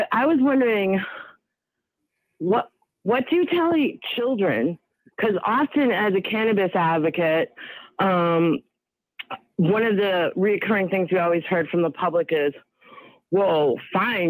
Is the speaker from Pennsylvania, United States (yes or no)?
no; Sharon, Massachusetts, United States; also born or lived in Boston; I grew up in Sharon, which is a massively multicultural town, born in Boston